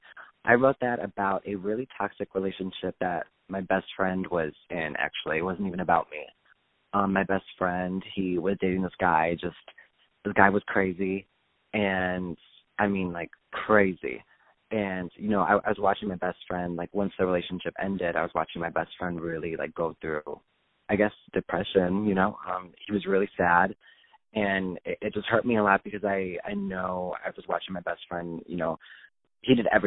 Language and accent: English; Chicago, Illinois, United States; I am from Chicago, Illinois, just outside the city.